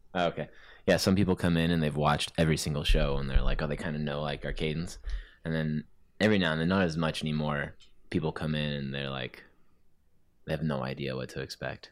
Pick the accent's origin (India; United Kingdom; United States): United States; I'm American